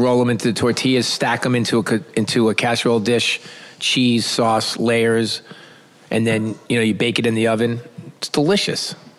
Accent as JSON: {"language": "English", "town": "New York City", "region": "New York", "country": "United States", "said": "I'm from New York City"}